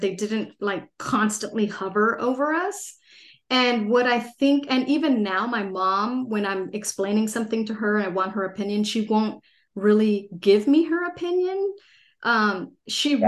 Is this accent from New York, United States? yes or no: no; Los Angeles, California, United States; also born or lived in San Diego; I grew up in Los Angeles, uh, a pretty big city in California